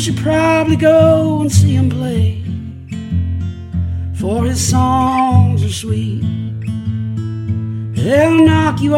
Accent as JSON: {"language": "English", "town": "Caldwell", "region": "Ohio", "country": "United States", "tie": "born or raised there", "moved": "as an adult", "lives_now": "Oxford, United States", "said": "I grew up in Caldwell, Ohio, which is between Marietta and Cambridge, Ohio"}